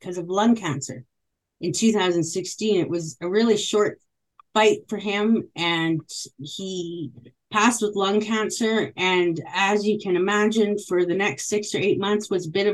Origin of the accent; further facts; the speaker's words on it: Île-à-la-Crosse, Saskatchewan, Canada; I was born in northern Saskatchewan in a place called Isle Cross, Saskatchewan, and I'm actually a 60 scoop survivor